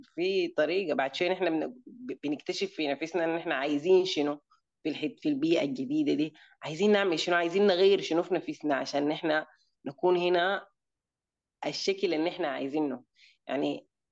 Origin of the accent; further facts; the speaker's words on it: Sudan; moved away; also born or lived in United Arab Emirates / Germany; انا من السودان آه, عشت حياتي يعني اتولدت في الامارات لكن عشت نص حياتي في الس... يعني في السودان